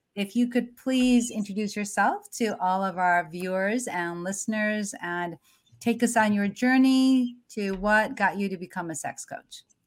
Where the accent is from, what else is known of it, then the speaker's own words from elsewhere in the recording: United States; I'm an American born certified O B G Y N